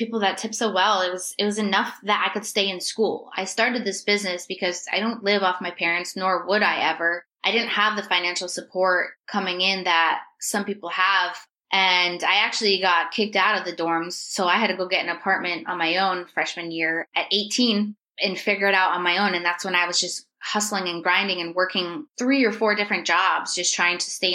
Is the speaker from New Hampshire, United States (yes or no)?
yes; New Hampshire, United States; moved away as an adult; also born or lived in Myrtle Beach, South Carolina; born and raised in New Hampshire.